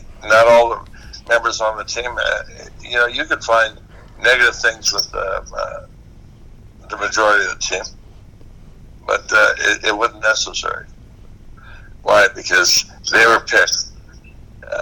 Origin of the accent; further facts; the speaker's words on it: Hawaii, United States; we're both Hawaiian